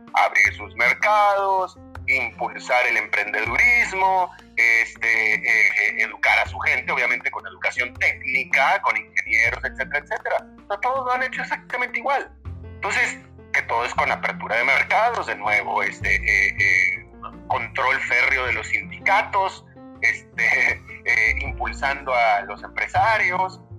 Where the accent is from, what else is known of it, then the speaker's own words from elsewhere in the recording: Monterrey, Nuevo León, Mexico; moved away; mi ciudad natal de Monterrey